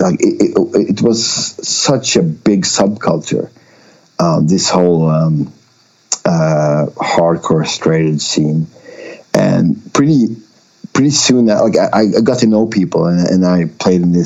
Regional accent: Umeå, Västerbotten County, Sweden; English is a second language; moved away as an adult; also born or lived in northern Sweden / small island in southern Sweden; when I was five or six years, we moved to Umeå, so that's where I grew up

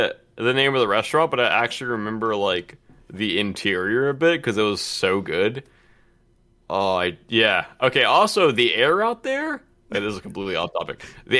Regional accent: Atlanta, Georgia, United States; it's where I grew up.

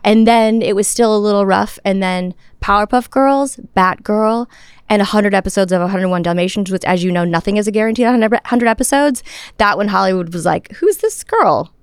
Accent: Toronto, Ontario, Canada; I grew up in Toronto in a home that nobody knew anything about showbiz

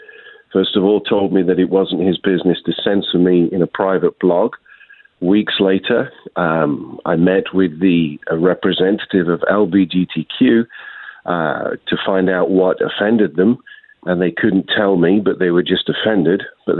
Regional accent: United Kingdom; now in United States; No, I was an immigrant from the United Kingdom in 1999, and now a citizen with my family.

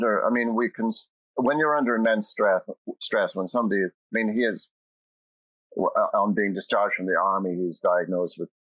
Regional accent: Ireland; as an Irish citizen

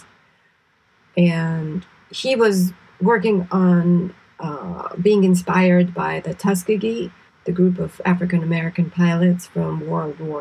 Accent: Israel; moved away as an adult; also born or lived in New York; I grew up in Israel, so I grew up experiencing all kinds of shocking events and scary events

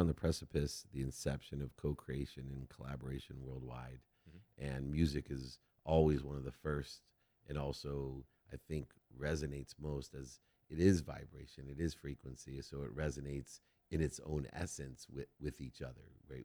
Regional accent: San Diego, California, United States; I was from San Diego

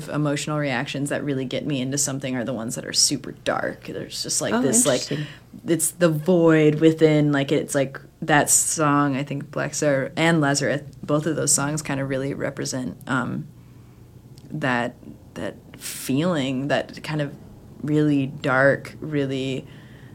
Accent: Bend, Oregon, United States; moved away as an adult; also born or lived in Eugene, Oregon; now in Portland, United States; I grew up in Bend

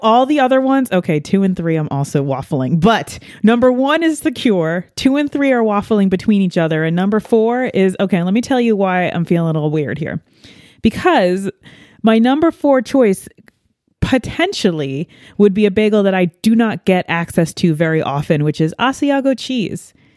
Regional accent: New York, United States; being a New Yorker in, um, you know, the, the corn heartland

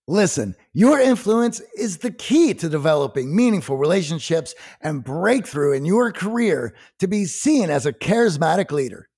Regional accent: Midwest, United States; growing up in the Midwest and having factory dads

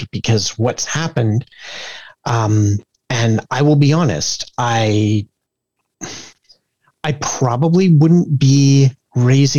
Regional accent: Kincardine, Ontario, Canada; my hometown

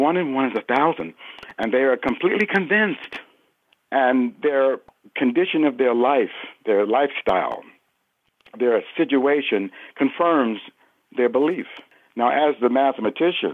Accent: New Jersey, United States; also born or lived in Newark, New Jersey; now in Connecticut, United States; natively, I'm from New Jersey

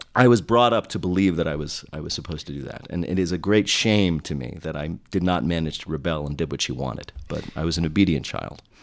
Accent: New Jersey, United States; I'm from Jersey

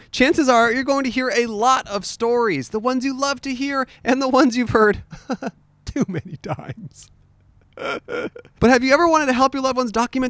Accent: California, United States; now in Los Angeles, United States; I'm originally from California.

